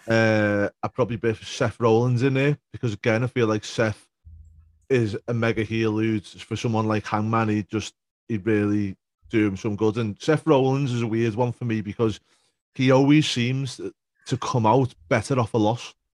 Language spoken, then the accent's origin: English; United Kingdom; I'm a Brit